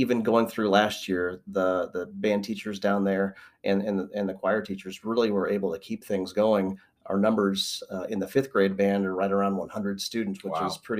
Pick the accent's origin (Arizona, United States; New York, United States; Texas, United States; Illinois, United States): Illinois, United States; Canton; moved away as an adult; now in Galesburg, United States; I'm originally from Canton, Illinois.